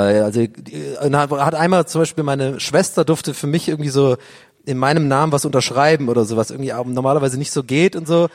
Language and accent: German; Tübingen, Baden-Württemberg, Germany; moved away as an adult; now in Berlin, Germany; als ich in Tübingen aufgewachsen bin